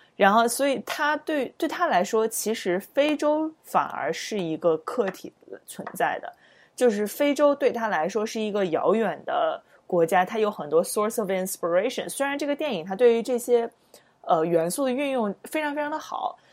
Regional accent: China; 我们作为中国人

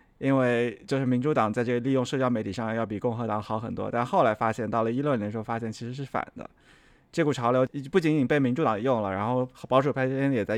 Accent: South China, China; 就就一下子就说到了，对我是个南方人。

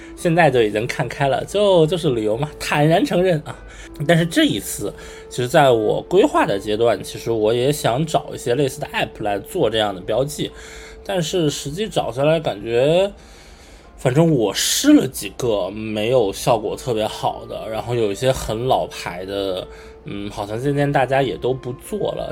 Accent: Beijing, China; 我作为一个北京人啊，就是逛胡同的感觉

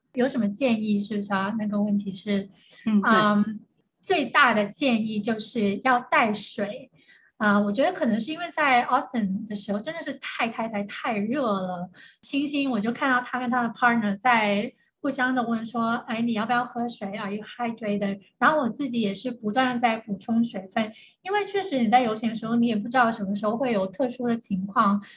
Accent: China; moved away; 我作为一个中国人

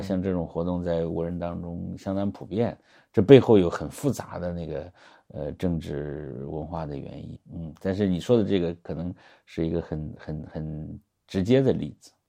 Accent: Henan, China; 我作为一个河南人

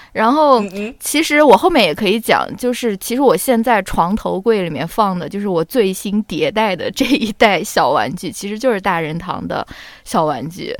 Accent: China; 我们在国内长大接受教育的小朋友

